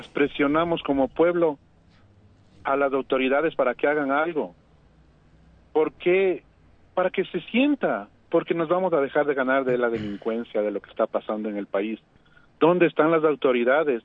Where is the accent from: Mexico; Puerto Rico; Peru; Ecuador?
Ecuador; los ecuatorianos